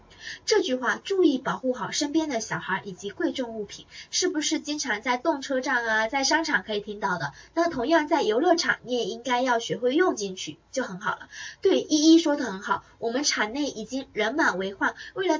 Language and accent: Chinese; Taiwan; 我不是我是台湾人啊，我是台妹啊，我们的小班学员都叫我台妹啊